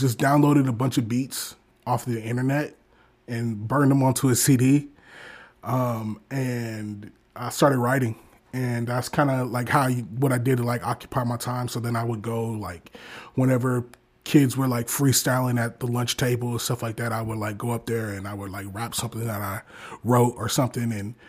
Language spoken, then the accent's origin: English; Detroit, Michigan, United States; now in Omaha, United States; I'm originally from Detroit, Michigan. I live in Omaha, Nebraska now.